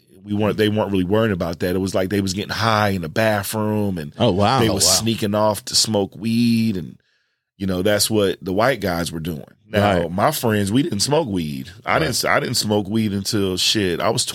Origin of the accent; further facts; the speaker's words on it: East Orange, New Jersey, United States; also born or lived in High Point, North Carolina; I'm from East Orange, New Jersey, originally. Then it got a little bit crazy there. So my mom moved us and we ended up in High Point, North Carolina, where it was crazy, too.